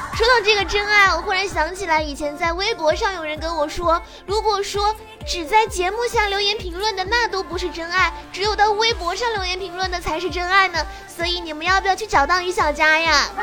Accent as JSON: {"language": "Chinese", "town": "Fuzhou", "region": "Fujian", "country": "China", "said": "我是福建福州的"}